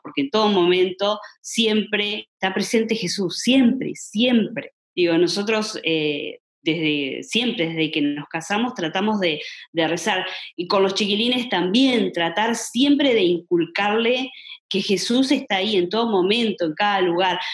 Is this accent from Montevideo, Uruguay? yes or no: no; Colonia del Sacramento, Colonia, Uruguay; somos de Colonia y todo, yo estaba en Colonia